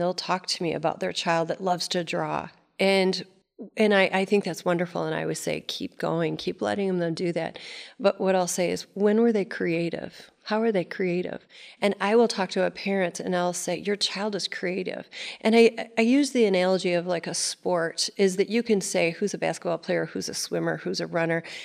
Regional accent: Cadillac, Michigan, United States; I grew up in Cadillac, Michigan

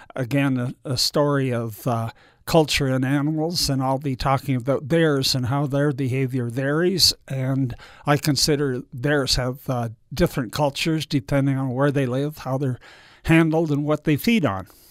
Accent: Canada; moved away; Being Canadian, I thought I might move back there

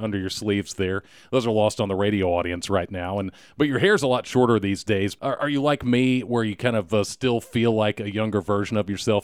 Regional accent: Dallas, Texas, United States; my hometown of Dallas.

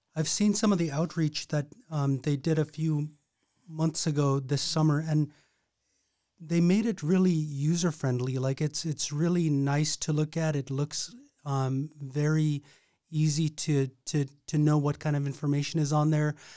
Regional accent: Napaskiak, Alaska, United States; I grew up in Nabuscaq

